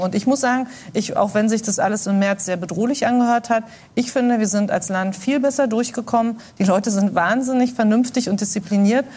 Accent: GDR, East Germany, Germany; Ich bin in der DDR groß geworden

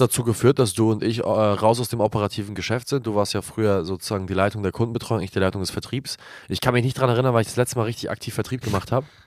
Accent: Glinde, Schleswig-Holstein, Germany; meiner Heimatstadt Glinde

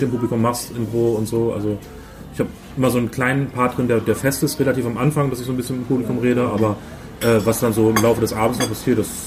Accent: Lower Saxony, Germany; Also ich, ich komme ja aus Ostfriesland, so da ist äh, auch wenig und damals gab es halt auch noch nicht diese ganzen Bühnen, die es heute gibt.

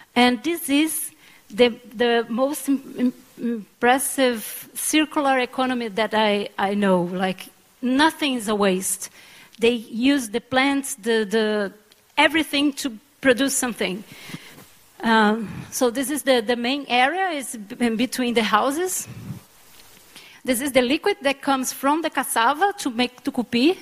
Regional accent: Pará, Brazil; I'm from Pará too

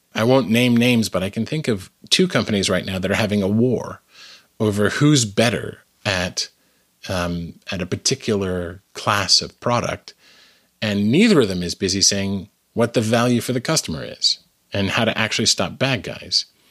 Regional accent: Canada; now in United States; I am originally Canadian. Um, I live in the United States now

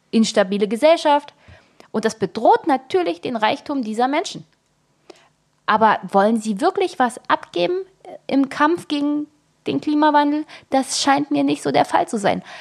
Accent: East Germany, Germany; also ich bin in der DDR geboren.

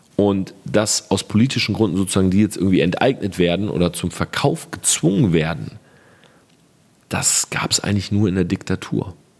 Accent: Germany; bei uns in Deutschland

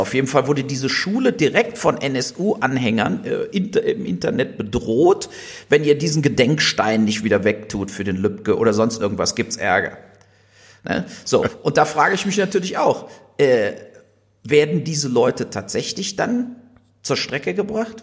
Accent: Germany; wir hier als Deutsche

